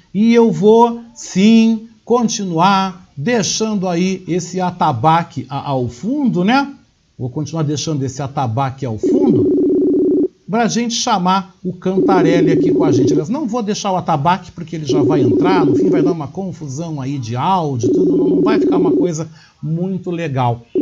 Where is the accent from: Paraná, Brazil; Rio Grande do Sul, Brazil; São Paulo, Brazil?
Rio Grande do Sul, Brazil; eu sou gaúcho